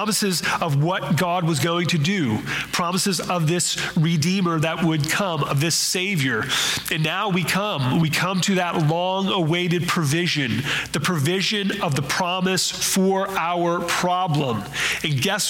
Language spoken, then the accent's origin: English; western Maryland, United States; moved away; My hometown was in Maryland.